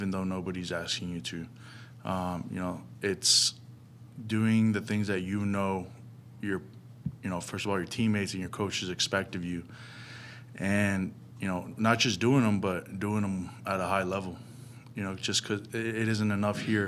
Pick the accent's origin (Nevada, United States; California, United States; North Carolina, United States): Nevada, United States; Las Vegas; also born or lived in New York; now in Phoenix, United States; I'm definitely a Deseret at heart because I grew up in Vegas